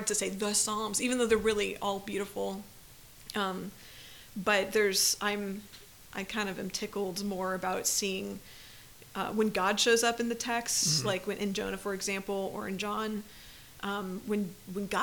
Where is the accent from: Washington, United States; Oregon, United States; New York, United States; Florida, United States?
Florida, United States; I grew up in Florida